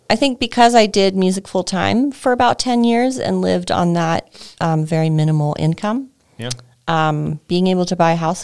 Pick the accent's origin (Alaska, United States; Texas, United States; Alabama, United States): Texas, United States; moved away as an adult; now in Longmont, United States; I grew up in a really small town in Texas and went to college for music business and voice. So there's a commercial music program in West Texas. And, spent a few years there.